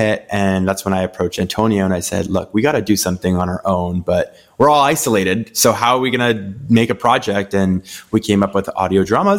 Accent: Toronto, Ontario, Canada; But growing up in Toronto, you can be on the streets and see like things filming around.

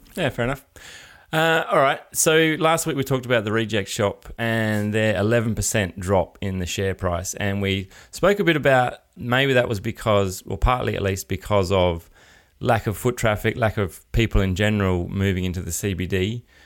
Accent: Adelaide, South Australia, Australia; I'm from Adelaide

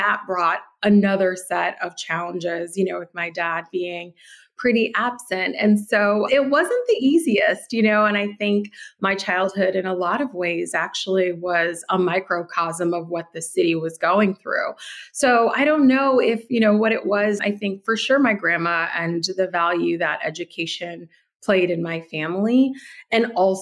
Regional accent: Detroit, Michigan, United States; moved away; also born or lived in New York; I was born and raised in Detroit in the 80s

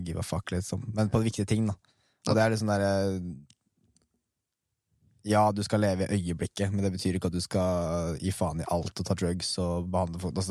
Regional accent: Røyken, Buskerud, Norway; Det {S0} er ganske røft miljø der jeg vokste opp i Røykna.

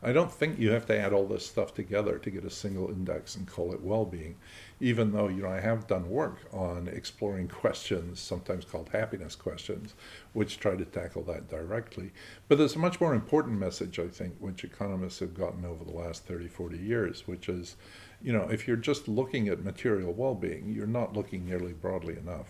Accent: Scotland, United Kingdom; I'm a Scot and I really care about what happens in Scotland.

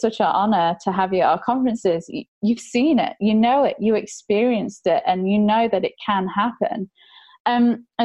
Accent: England, United Kingdom; now in Australia; being English, I was born and I had a pretty cushy life

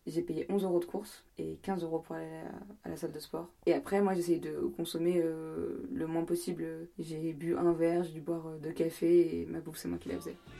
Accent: France; moved away as an adult; also born or lived in York; now in England; Je suis française

